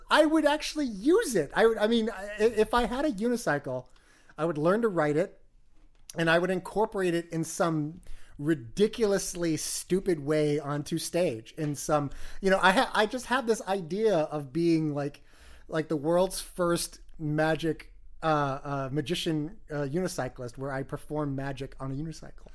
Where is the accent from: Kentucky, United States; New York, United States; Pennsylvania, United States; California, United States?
New York, United States; as a New Yorker